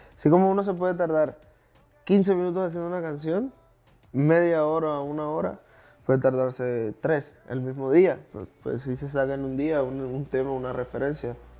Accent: Colombia; moved away as an adult; now in Miami, United States; yo que vengo de Colombia y recién estoy acá en los Estados Unidos

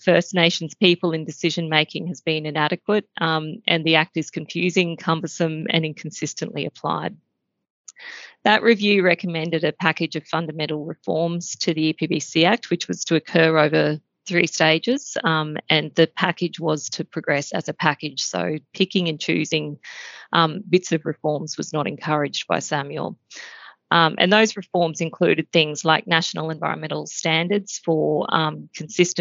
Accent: Queensland, Australia; being a Queenslander

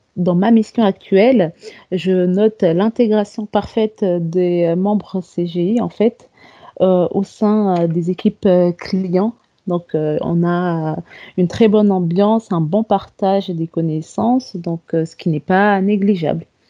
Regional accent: Comoros; moved away as an adult; now in France; je viens des îles Comores, en fait. Donc, euh, je suis venue en France après l'obtention de mon bac scientifique.

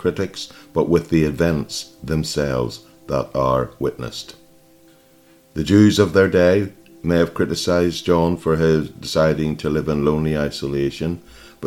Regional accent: Ireland; I grew up in Ireland

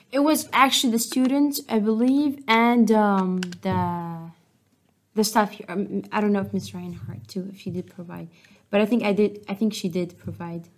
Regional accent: Syria; English is a second language; also born or lived in Jordan; now in Westminster, United States; I remember when we moved out from Syria

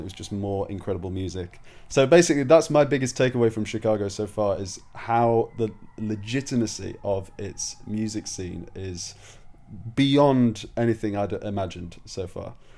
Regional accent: Leeds, Yorkshire and the Humber, United Kingdom; moved away; I'm from Leeds originally, uh, from Yorkshire.

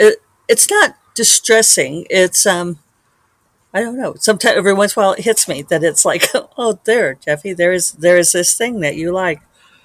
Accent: Selma, Alabama, United States; born there; they lived next door to my mom and my dad when I was born on the Air Force Base in Selma.

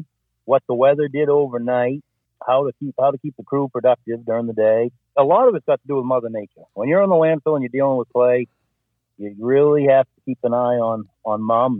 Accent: Corinth, Maine, United States; I grew up in Corinth, Maine

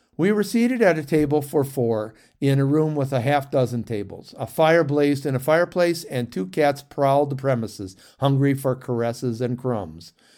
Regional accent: St. Clair Shores, Michigan, United States; I grew up in Saint Clair Shores, a suburb of Detroit

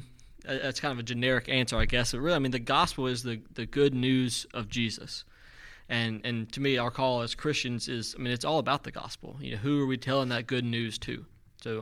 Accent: West Monroe, Louisiana, United States; also born or lived in Calhoun, Louisiana; So I'm from West Monroe. I grew up there as a kid, but kind of as a teenager, I guess, we moved into Calhoun. And so I attended West Washita

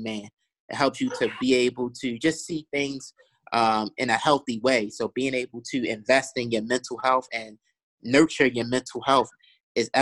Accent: Baltimore, Maryland, United States; I grew up in East Baltimore, right? So growing up in East Baltimore, I saw a lot of poverty

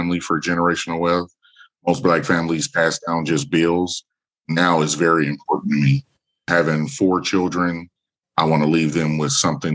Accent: Omaha, Nebraska, United States; I'm born and raised in Omaha, Nebraska

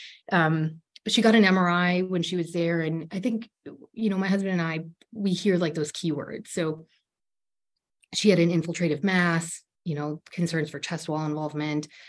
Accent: Ohio, United States; moved away as an adult; We're both from Ohio

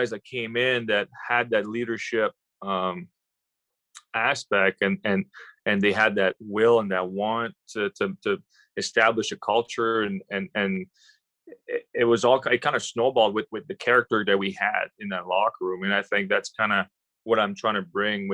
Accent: Quebec, Canada; I grew up in Quebec

